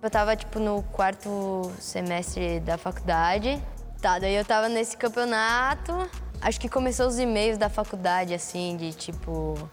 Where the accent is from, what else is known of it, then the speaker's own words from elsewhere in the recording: Florianópolis, Santa Catarina, Brazil; eu nasci aqui em Floripa, na Ilha da Magia.